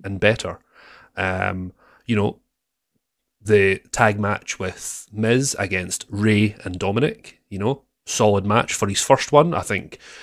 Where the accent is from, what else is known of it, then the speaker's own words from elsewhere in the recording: Scotland, United Kingdom; I'm the Scottish sweetheart